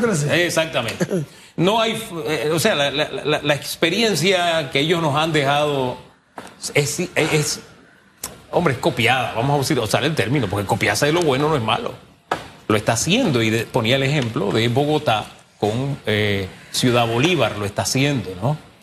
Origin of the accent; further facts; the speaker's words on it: San Miguelito, Panama; yo soy un hijo de San Miguelito. Yo me crié, parte de mi niñez fue en calle E, el Valle de San Isidro, ahí detrás de la Boca del Lobo, ahí me crié yo